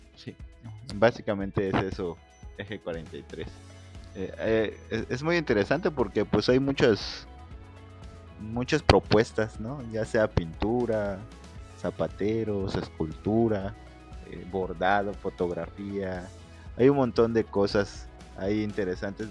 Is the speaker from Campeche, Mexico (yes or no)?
yes; Campeche, Mexico; now in Mérida, Mexico; Yo soy de Campeche